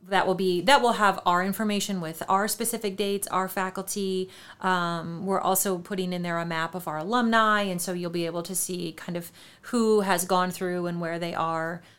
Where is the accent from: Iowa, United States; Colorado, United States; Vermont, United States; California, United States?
Iowa, United States; New Hampton; moved away; I grew up in New Hampton